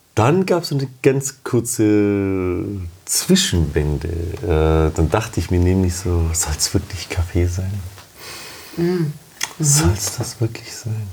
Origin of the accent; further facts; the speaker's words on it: Germany; also born or lived in Romania; ich bin gebürtig aus Rumänien und kann die Sprache noch, mhm. bin aber 25 Jahre in Deutschland aufgewachsen